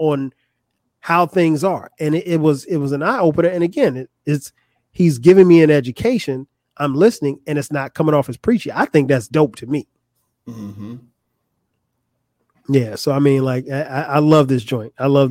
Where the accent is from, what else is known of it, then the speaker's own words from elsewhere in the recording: Florence, South Carolina, United States; growing up in Florence, South Carolina